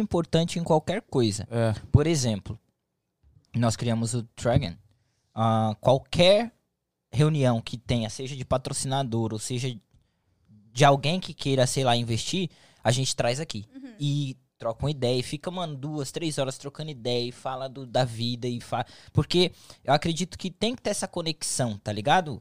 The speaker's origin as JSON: {"language": "Portuguese", "region": "São Paulo", "country": "Brazil", "moved": "yes", "lives_now": "United States", "said": "eu sou de São Paulo"}